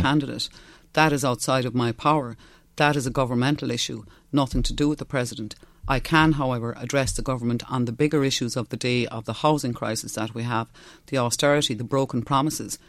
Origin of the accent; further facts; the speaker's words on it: West Cork, Munster, Ireland; first language Irish; English is a second language; I'm from West Cork. I'm from a Gaeltacht. I'm going to be hmm. very strong in the language. I had to learn English when I was four.